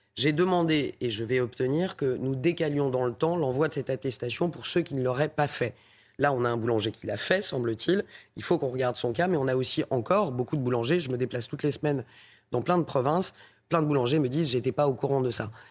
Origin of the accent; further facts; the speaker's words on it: Paris, Île-de-France, France; je suis parisienne euh, avant tout et députée de Paris